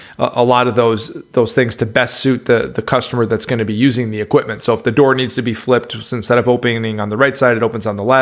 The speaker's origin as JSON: {"language": "English", "region": "Midwest", "country": "United States", "tie": "born or raised there", "said": "You've got some twang coming from someone that was born and raised in the Midwest"}